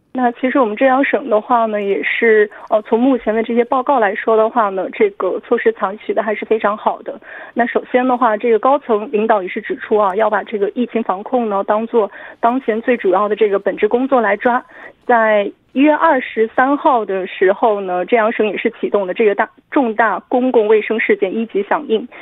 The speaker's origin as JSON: {"language": "Chinese", "town": "Wenzhou", "region": "Zhejiang", "country": "China", "tie": "born or raised there", "said": "我的故乡温州"}